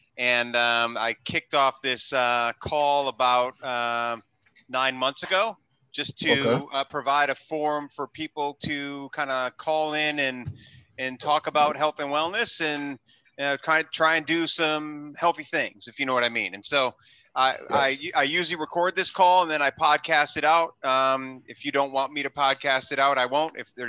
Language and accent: English; New York City, New York, United States; I'm from New York City. I live in New York City, but since the pandemic, we came out to Southern California.